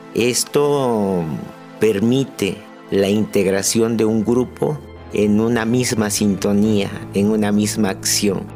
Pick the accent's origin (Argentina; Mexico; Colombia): Mexico; Ánimas Trujano, Oaxaca; Soy originario de la población de Ánimas Trujano, un poblado muy pequeño situado a 7 kilómetros de la ciudad de Oaxaca